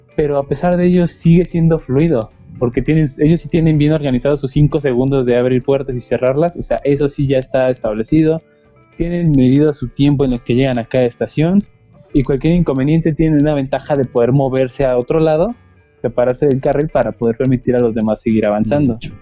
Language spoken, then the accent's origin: Spanish; Mexico; somos mexicanos